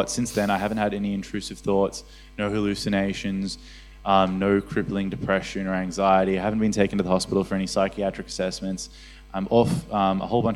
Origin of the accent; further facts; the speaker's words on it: Johannesburg, Gauteng, South Africa; moved away; I come from Johannesburg in South Africa, so we have a lot of like occultic influences there